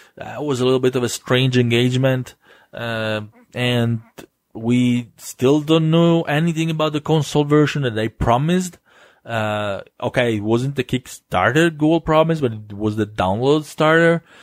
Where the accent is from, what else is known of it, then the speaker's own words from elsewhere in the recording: Italy; accent: Italian; my silly Italian accent